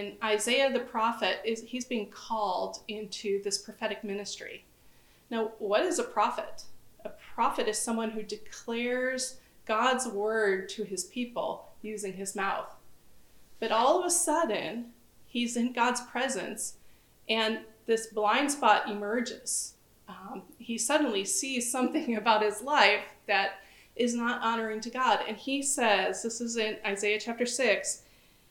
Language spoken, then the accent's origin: English; United States; I'm from the United States.